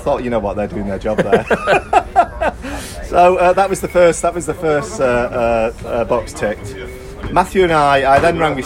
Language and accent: English; Eccles, North West England, United Kingdom; I'm from Eccles.